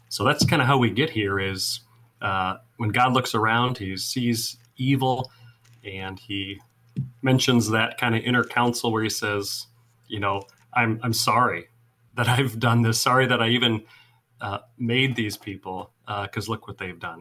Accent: Iowa, United States; also born or lived in Seward, Nebraska; now in Mount Pulaski, United States; I grew up in Iowa

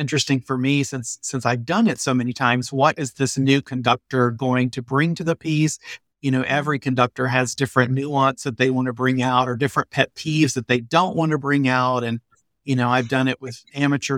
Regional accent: Atlanta, Georgia, United States; now in St. Louis, United States; I grew up in Atlanta.

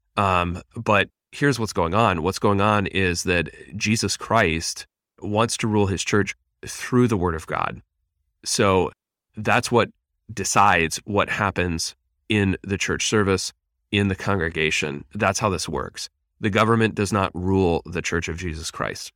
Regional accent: Pennsylvania, United States; I grew up in Pennsylvania

